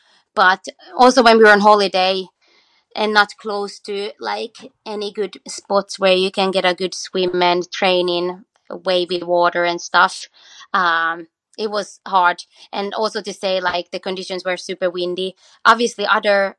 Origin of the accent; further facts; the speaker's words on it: Australia; we come from Australia